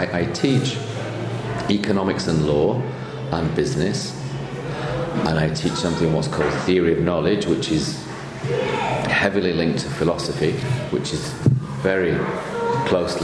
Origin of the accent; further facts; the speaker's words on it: Manchester, North West England, United Kingdom; moved away as an adult; also born or lived in Lille, France / Provence, France; I'm from Manchester originally, just north of Manchester, where I was born and brought up around there.